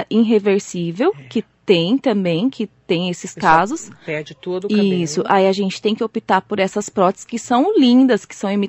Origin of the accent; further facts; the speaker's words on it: Suzano, São Paulo, Brazil; eu morei bastante tempo em Suzano. Na verdade, eu vim de São Paulo para Suzano, eu tinha três aninhos.